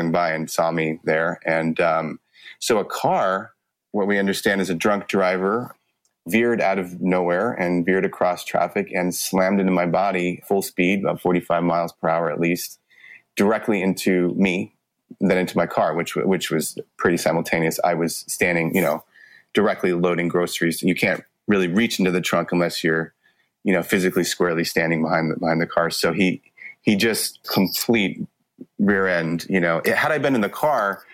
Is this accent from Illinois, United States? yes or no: no; Los Angeles, California, United States; I grew up in Los Angeles and, you know, right in LA, kind of a multicultural kid